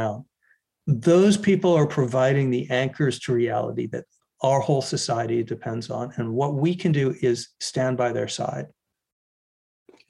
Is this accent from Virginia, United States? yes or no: no; Arizona, United States; My home state, Arizona